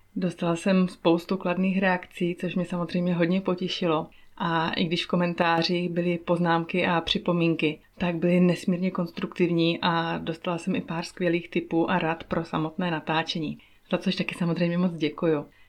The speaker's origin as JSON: {"language": "Czech", "region": "Moravia", "country": "Czechia", "also_born_or_lived": "Prague", "moved": "as an adult", "lives_now": "Switzerland", "said": "to místo na Moravě, odkud pocházím"}